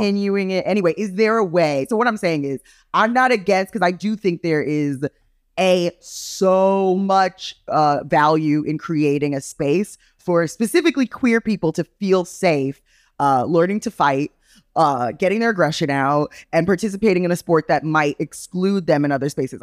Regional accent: Jamaica; I'm Jamaican

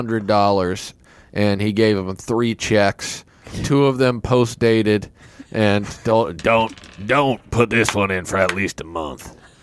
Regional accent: Kansas City, Kansas, United States; I'm from the Kansas side.

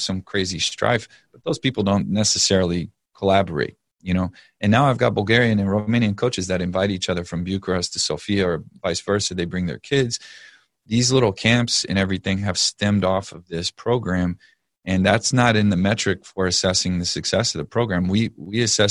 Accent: Texas, United States; I'm from Texas

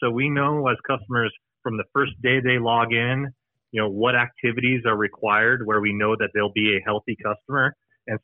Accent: United States; accent: American; I'm American accent

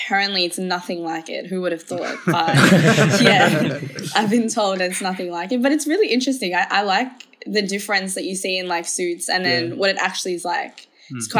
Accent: Melbourne, Victoria, Australia; We are from Melbourne, Australia

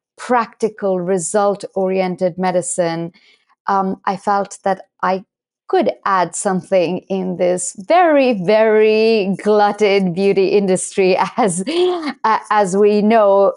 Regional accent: India; moved away as an adult; now in United States; I was born and raised primarily in India in an Ayurvedic household

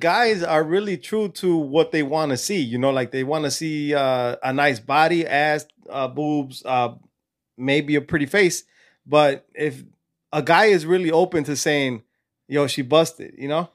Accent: California, United States; also born or lived in Mexico; I was born and raised in California

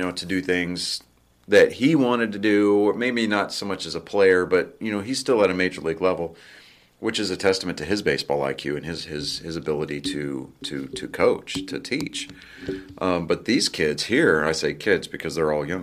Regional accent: Wichita Falls, Texas, United States; they're from my hometown

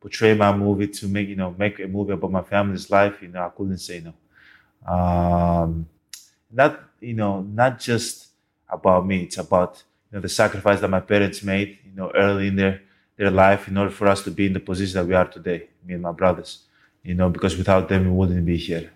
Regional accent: Greece; moved away as an adult; now in United States; I was born and raised in Greece

